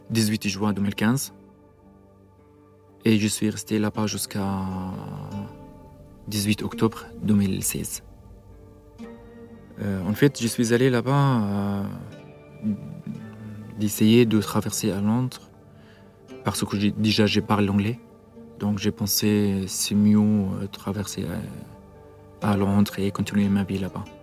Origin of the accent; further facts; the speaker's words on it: Syria; French is a second language; moved away as an adult; also born or lived in Lebanon; now in France; euh, je suis euh, de Syrie. Je suis parti euh, de Syrie parce que le régime de Syrie m'a demandé pour faire la service militaire avec eux en 2014.